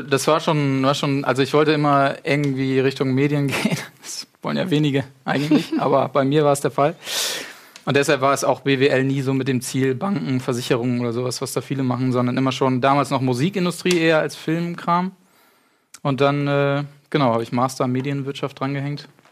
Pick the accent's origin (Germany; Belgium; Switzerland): Germany; Achim, Lower Saxony; Gebürtig, äh, aus Achim